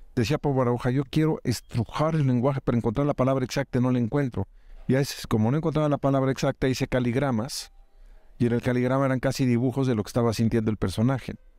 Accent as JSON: {"language": "Spanish", "country": "Mexico", "said": "agradezco como mexicano"}